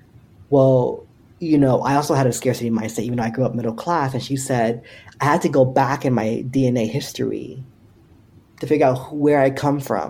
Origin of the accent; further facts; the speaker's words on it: Paterson, New Jersey, United States; the city of Paterson, where I grew up in New Jersey